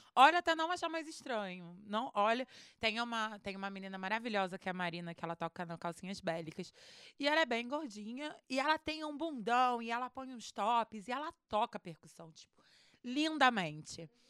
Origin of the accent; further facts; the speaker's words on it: Rio de Janeiro, Brazil; eu sou do Rio